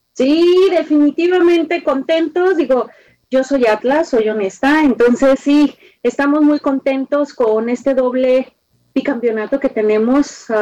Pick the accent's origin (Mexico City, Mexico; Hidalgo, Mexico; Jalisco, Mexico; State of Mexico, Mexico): Jalisco, Mexico; Guadalajara; como tapatía o como una persona que soy de esta parte